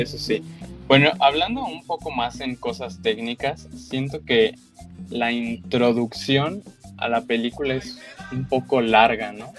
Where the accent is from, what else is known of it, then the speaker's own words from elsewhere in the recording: Mexico; como mexicano